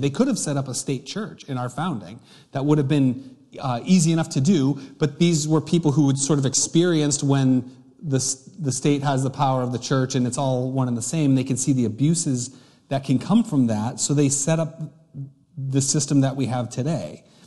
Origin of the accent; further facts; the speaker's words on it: United States; a English-speaking American